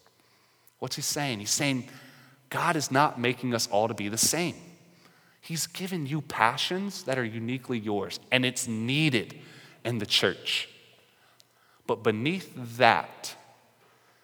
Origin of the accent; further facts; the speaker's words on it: North Carolina, United States; I'm an Irish chap who's from North Carolina